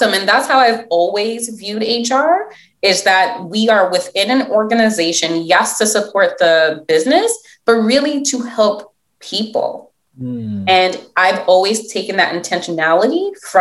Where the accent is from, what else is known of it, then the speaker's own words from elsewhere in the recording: New York City, New York, United States; first language English; also born or lived in Philadelphia; where I grew up in Brooklyn